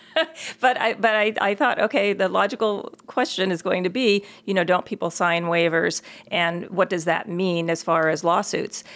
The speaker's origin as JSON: {"language": "English", "region": "Maryland", "country": "United States", "tie": "born or raised there", "moved": "yes", "said": "when I grew up back in Maryland, I went to the Montgomery County Public Schools"}